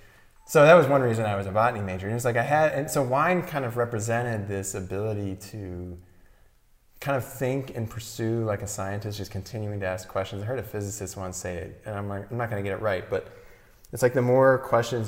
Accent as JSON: {"language": "English", "town": "St. Louis", "region": "Missouri", "country": "United States", "tie": "born or raised there", "also_born_or_lived": "Fort Collins, Colorado", "moved": "as an adult", "lives_now": "Santa Barbara County, United States", "said": "growing up in St. Louis, Missouri in the Midwest"}